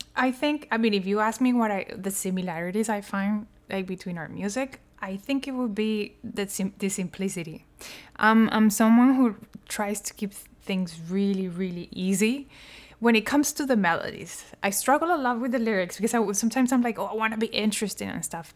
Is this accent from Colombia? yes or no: yes; Colombia; I was born in Colombia